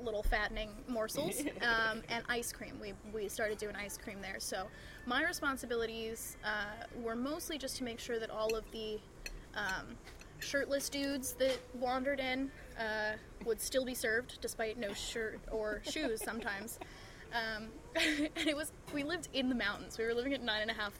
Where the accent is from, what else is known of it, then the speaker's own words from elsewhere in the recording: Northeast, United States; growing up in the Northeast, where people are generally chillier